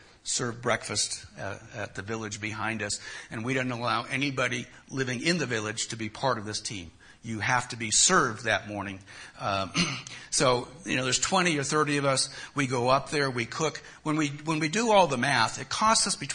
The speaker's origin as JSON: {"language": "English", "town": "Los Angeles", "region": "California", "country": "United States", "said": "I'm from Los Angeles"}